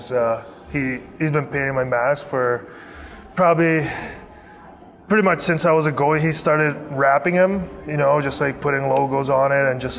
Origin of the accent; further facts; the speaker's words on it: Prague, Czechia; now in Las Vegas, United States; it's my hometown.